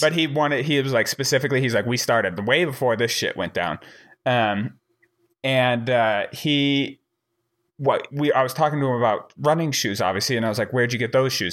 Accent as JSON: {"language": "English", "region": "Wyoming", "country": "United States", "tie": "born or raised there", "also_born_or_lived": "Missouri", "said": "I grew up in Wyoming, but, um, I was, I was born in Missouri"}